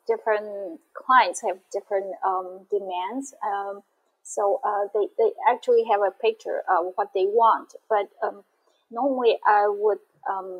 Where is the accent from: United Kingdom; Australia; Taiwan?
Taiwan; my hometown is the second largest city in Taiwan